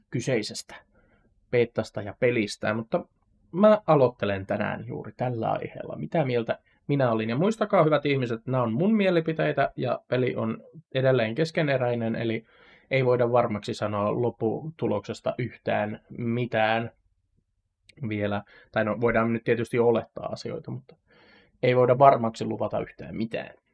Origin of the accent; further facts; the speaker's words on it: Satakunta, Finland; satakuntalaisen nörtin